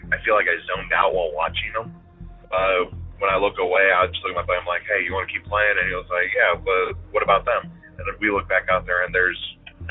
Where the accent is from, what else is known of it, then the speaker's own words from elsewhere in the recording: Northern Virginia, United States; I'm from Northern Virginia